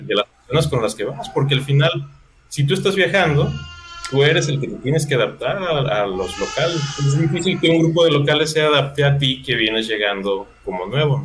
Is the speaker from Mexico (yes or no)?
yes; Mexico; aquí tú como mexicano